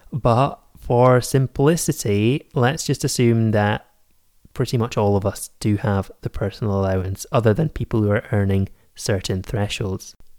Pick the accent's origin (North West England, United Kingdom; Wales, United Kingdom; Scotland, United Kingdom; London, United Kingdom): Scotland, United Kingdom; also born or lived in Edinburgh; I am based in Edinburgh, I am Scottish